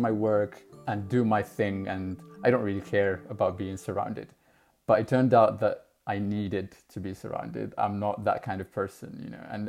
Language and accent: English; Algeria; moved away as an adult; now in London, United Kingdom; I'm from Algeria. My family still lives there, and I've lived in different countries before moving to London for work a year and a half ago.